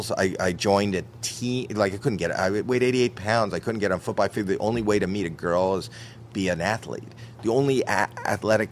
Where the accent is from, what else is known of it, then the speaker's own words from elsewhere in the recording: Toronto, Ontario, Canada; I'm from Toronto, Canada